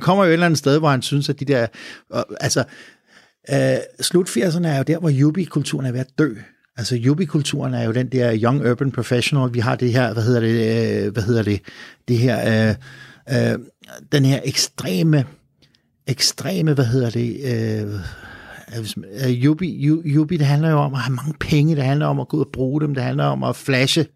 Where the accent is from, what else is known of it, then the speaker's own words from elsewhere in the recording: Copenhagen, Capital Region of Denmark, Denmark; vi er nogle latterlige københavnere